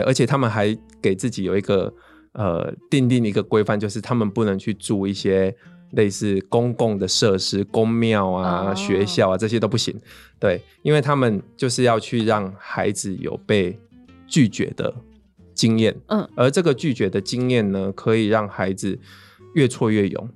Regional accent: rural Pingtung, Pingtung County, Taiwan; 我其实小时候会觉得我在屏东乡下长大

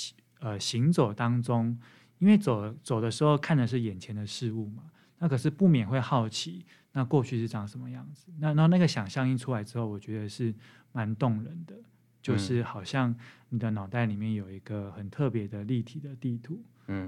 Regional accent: Taipei, Taiwan; now in Hualien, Taiwan; 我们第一次从这个台北来到花莲，那对生活中有野生动物出现，非常的讶异。

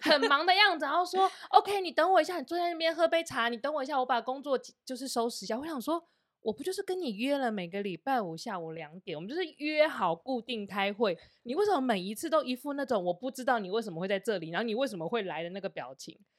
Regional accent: Taiwan; moved away as an adult; also born or lived in Shanghai, China; 我们身为一个台湾人到现在，我根本从小我就不知道什么叫佣人，我就是我家的佣人啊

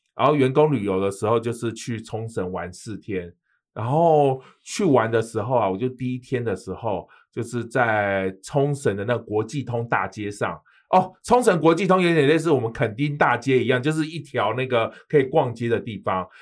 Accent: Taiwan; 我们台湾人就是很客套

